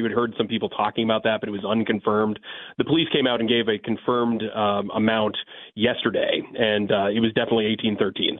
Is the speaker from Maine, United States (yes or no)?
yes; Bangor, Maine, United States; now in Portland, United States; I grew up in Bangor, so that would be about an hour away from Waterville. Right now, I'm down near Portland